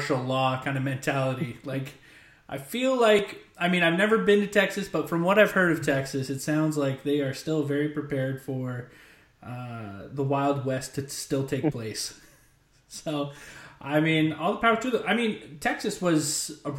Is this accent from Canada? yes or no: yes; Canada; I'm from Canada